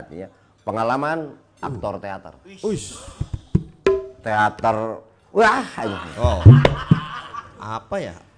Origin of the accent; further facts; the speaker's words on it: West Java, Indonesia; uh, sebagai orang Sunda